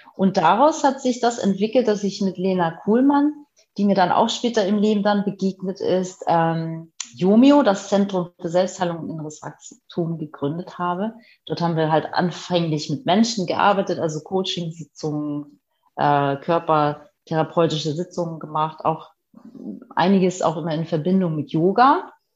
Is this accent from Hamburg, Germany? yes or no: yes; Hamburg, Germany; Ich bin sozusagen auf dem Land aufgewachsen, richtiges Landei